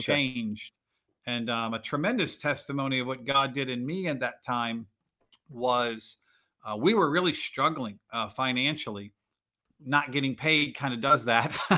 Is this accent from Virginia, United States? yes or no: yes; Virginia, United States; moved away as an adult; also born or lived in New Jersey; I grew up in Virginia